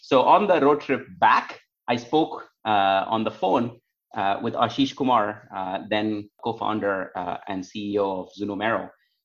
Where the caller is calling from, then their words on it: Pittsburgh, Pennsylvania, United States; I'm joining from Pittsburgh, Pennsylvania.